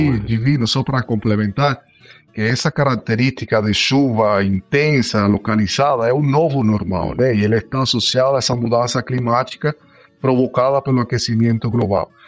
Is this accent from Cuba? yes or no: yes; Cuba; moved away as an adult; now in Brazil; eu sou nascido em Cuba, aí moro aqui no Brasil já faz nove anos